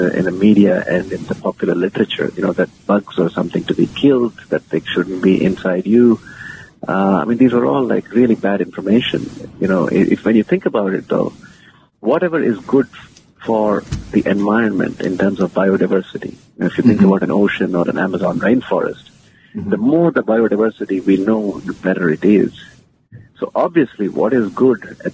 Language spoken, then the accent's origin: English; India; moved away as an adult; also born or lived in United States / London, United Kingdom; born and raised in India, and now I'm back there.